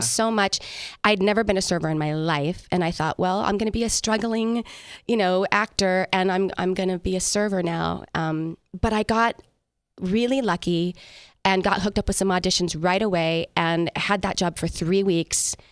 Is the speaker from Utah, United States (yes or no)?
no; San Diego, California, United States; moved away as an adult; now in Las Vegas, United States; I grew up in San Diego